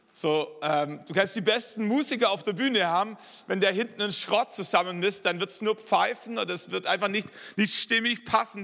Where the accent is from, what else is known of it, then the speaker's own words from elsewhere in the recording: Swabia, Germany; also born or lived in Wallerstein; als Schwabe